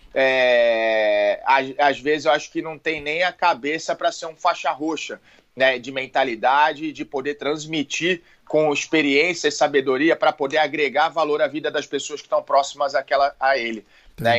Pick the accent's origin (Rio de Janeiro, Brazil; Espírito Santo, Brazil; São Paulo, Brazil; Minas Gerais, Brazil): São Paulo, Brazil; Santos; Eu sou de Santos